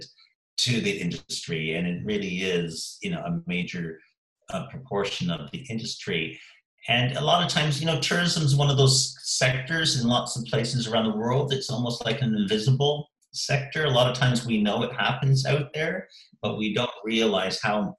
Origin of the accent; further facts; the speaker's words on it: Canada; also born or lived in Sheffield, England; now in Eastbourne, United Kingdom; my home country, Canada